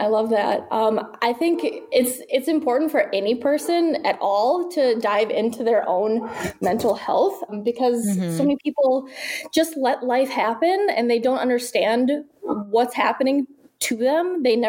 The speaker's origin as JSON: {"language": "English", "region": "Midwest", "country": "United States", "lives_now": "Texas, United States", "said": "I recently moved, been here in Texas for a little over a year, and I come from the Midwest. So speaking of, like, stigmas, the Midwest is pretty close-minded for the most part."}